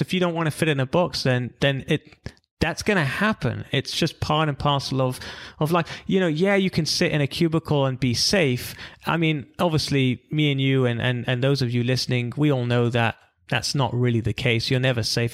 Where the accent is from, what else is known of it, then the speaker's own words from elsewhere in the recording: London, United Kingdom; moved away as an adult; also born or lived in Israel / California; I'm from London originally.